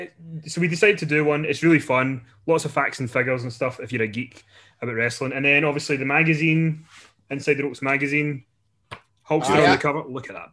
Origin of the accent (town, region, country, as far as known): Scotland, United Kingdom